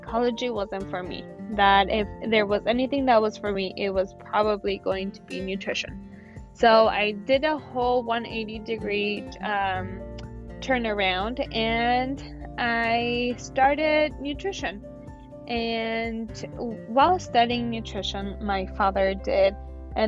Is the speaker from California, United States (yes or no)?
yes; San Diego, California, United States; also born or lived in Mexico; I was the only one that at age 5 had to move back here to California. And yeah, so I am basically a native San Diegan